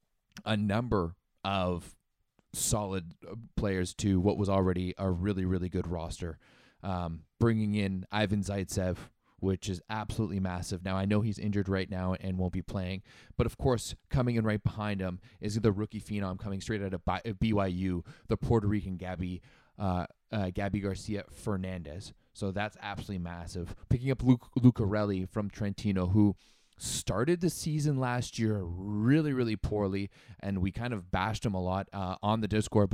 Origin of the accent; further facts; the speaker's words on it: Canada; as a Canadian